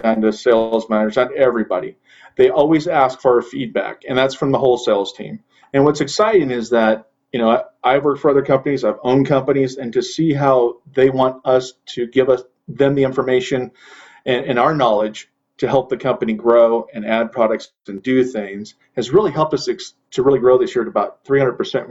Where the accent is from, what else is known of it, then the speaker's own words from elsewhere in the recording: Central California, United States; I was born and raised in Central California, four generations.